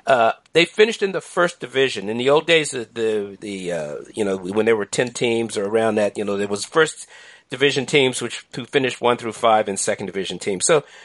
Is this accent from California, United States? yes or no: no; Washington, District of Columbia, United States; I'm a longtime lover of the sport who did not grow up in New York City, but I grew up in Washington, D.C., basically mesmerized by New York. I mean, I'm a lot older. You know, I'm in my 60s.